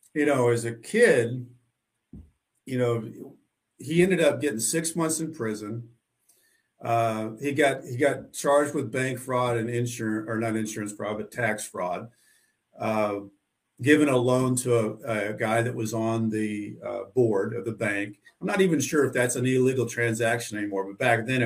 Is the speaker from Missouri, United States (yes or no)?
yes; Southwest Missouri, United States; I grew up in Southwest Missouri, a small town